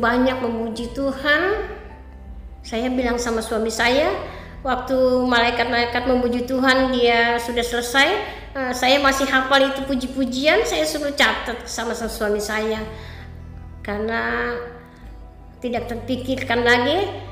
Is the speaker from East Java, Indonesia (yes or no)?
no; Merongeng, North Sulawesi, Indonesia; moved away; kampung saya di Merongeng